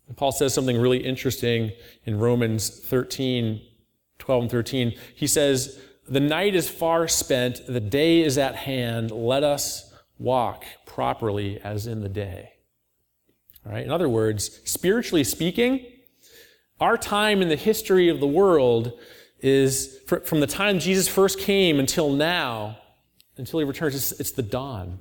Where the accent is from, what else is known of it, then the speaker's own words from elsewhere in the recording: Auburn, New York, United States; I grew up in Auburn, not too far away